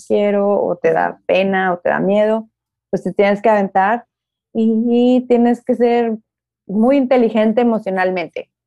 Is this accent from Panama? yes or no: no; Nuevo León, Mexico; moved away as an adult; also born or lived in Mexico City; Ale y yo, que somos de aquí de Nuevo León